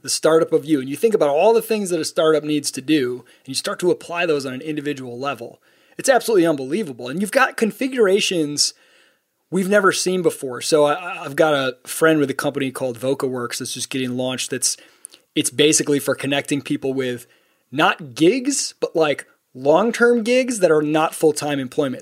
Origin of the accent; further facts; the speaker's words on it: Midwest, United States; the kind of people I grew up with in the Midwest